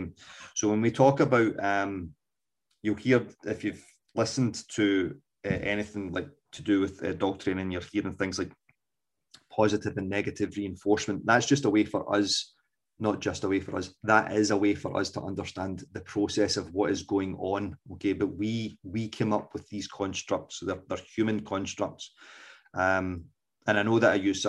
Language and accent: English; Scotland, United Kingdom; accent: Scots; my dulcet Scots accent